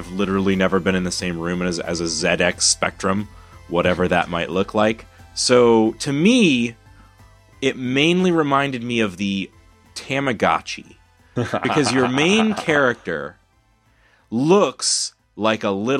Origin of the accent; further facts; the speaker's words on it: Houston, Texas, United States; we're from Houston.